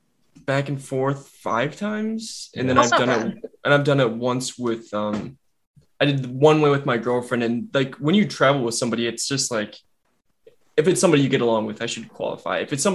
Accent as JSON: {"language": "English", "region": "Michigan", "country": "United States", "tie": "born or raised there", "said": "I grew up in Michigan. I spent a lot of my life in Michigan"}